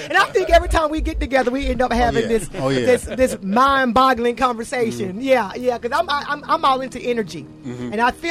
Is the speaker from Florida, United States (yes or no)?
no; Atlanta, Georgia, United States; I'm actually from Atlanta.